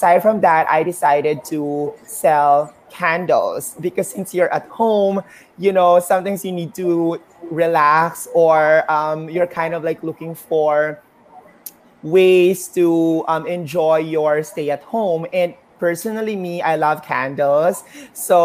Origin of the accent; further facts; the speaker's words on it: Philippines; I'm a Filipina